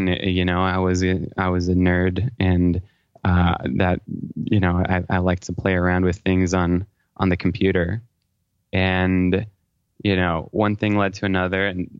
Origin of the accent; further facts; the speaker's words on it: Paris, Île-de-France, France; moved away as an adult; now in United States; Well, my origin story is I was born in Paris, France. My dad is French and my mom is from California, but I actually grew up there until I graduated from high school.